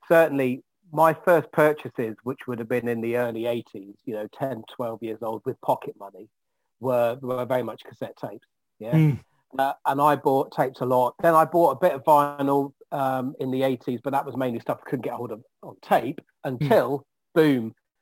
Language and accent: English; London, United Kingdom; I grew up in North London